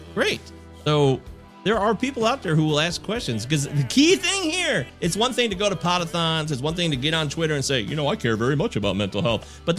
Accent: Michigan, United States

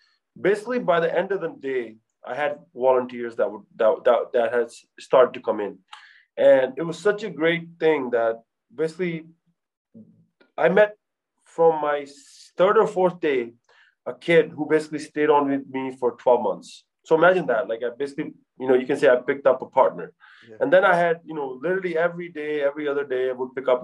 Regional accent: United States; I'm from America, I'm a doctor

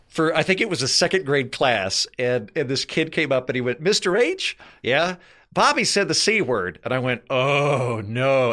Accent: United States; I'm from America

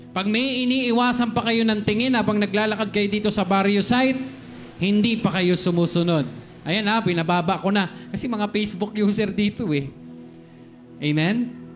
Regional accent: Philippines; Pilipino ako

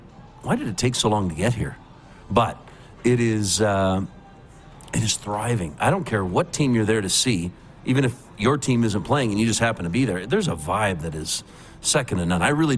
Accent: Port Dover, Ontario, Canada; moved away as an adult; also born or lived in Toronto; now in Calgary, Canada; But I grew up in Southern Ontario

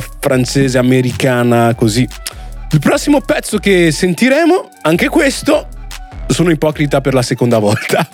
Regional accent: Italy; persone come me nate e cresciute in Italia di origini straniere

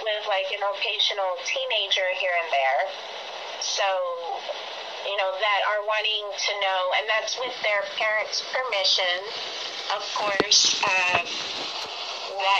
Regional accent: Hawaii, United States; I'm originally from Hawaii, and I grew up in the Roman Catholic Church

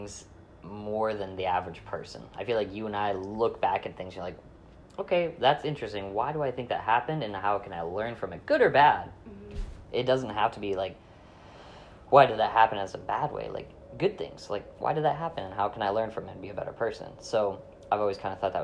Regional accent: Michigan, United States; moved away as an adult; now in Florida, United States; We were both Michiganders

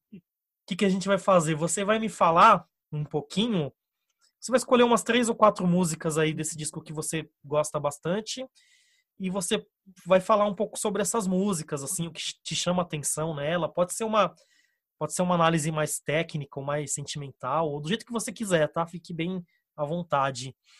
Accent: Brazil; existe ainda um fiozinho que, que nos une como brasileiros.

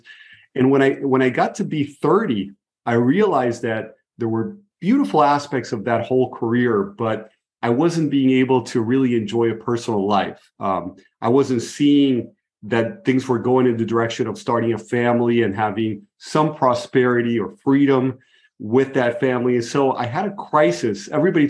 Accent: Brazil; moved away; also born or lived in Buenos Aires, Argentina; I grew up in Brazil, so I'm fluent in Portuguese.

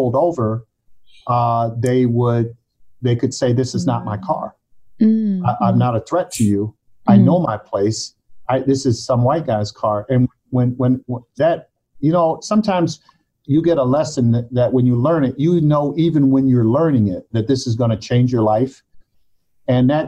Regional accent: Mobile, Alabama, United States; also born or lived in Harlem, New York; I was born in Harlem, but from the age of one, got reared down south in Mobile, Alabama

